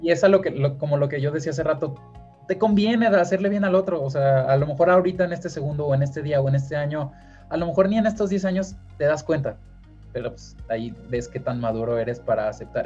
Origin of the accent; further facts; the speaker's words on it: Mexico; un gran porcentaje de los hombres mexicanos que les gusta el fútbol, estamos frustrados